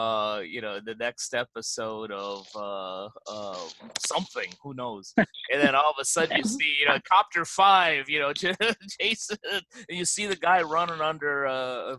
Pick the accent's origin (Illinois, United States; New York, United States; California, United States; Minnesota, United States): Illinois, United States; Chicago; moved away as an adult; also born or lived in Los Angeles; I grew up and lived in Chicago for almost 40 years